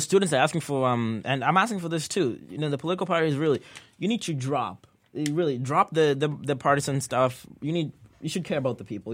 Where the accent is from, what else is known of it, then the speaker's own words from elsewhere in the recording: Kenya; now in United States; I was born and raised in Kenya